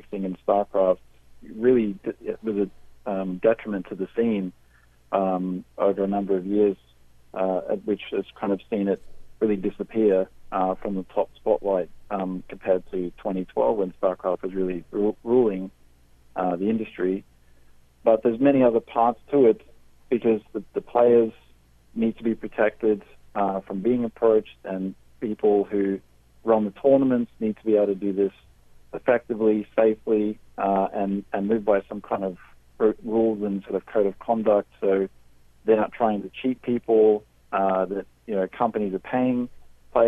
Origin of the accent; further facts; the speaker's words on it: Australia; moved away as an adult; now in United Kingdom; I'm Australian